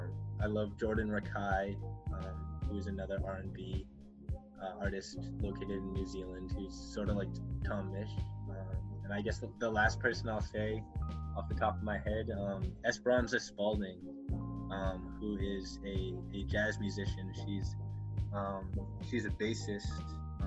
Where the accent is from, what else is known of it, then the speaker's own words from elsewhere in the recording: Philippines; And he's Filipino. I'm Filipino, by the way.